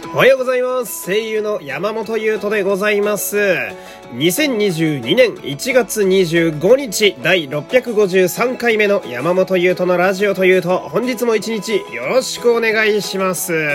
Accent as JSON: {"language": "Japanese", "region": "Fukui", "country": "Japan", "tie": "born or raised there", "moved": "as an adult", "lives_now": "Tokyo, Japan", "said": "福井私の地元、えー、福井ってね"}